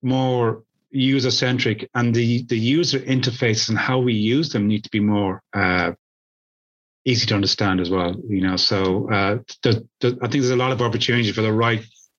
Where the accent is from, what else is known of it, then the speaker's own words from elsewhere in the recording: Ireland; I'm Irish.